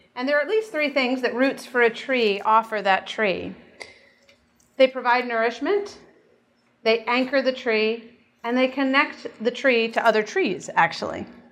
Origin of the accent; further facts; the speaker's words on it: United States; as American Christians